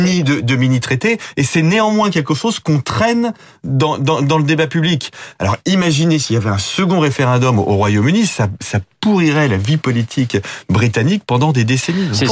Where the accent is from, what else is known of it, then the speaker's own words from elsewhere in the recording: France; en tant que Français